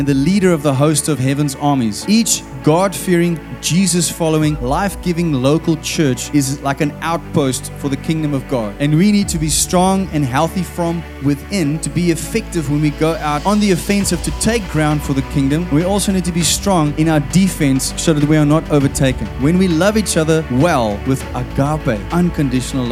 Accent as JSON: {"language": "English", "town": "Stellenbosch", "region": "Western Cape", "country": "South Africa", "said": "I'm from Paul Roos"}